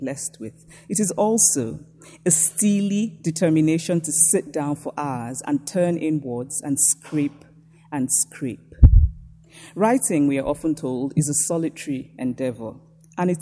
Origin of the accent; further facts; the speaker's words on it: Nsukka, Enugu State, Nigeria; I was born and raised in Nsukka, a small university town in Nigeria